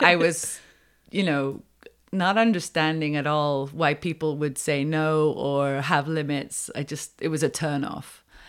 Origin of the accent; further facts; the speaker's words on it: United Kingdom; moved away as an adult; also born or lived in Wales / Los Angeles / Colorado; now in Quebec, Canada; I knew a few words in French growing up in Britain.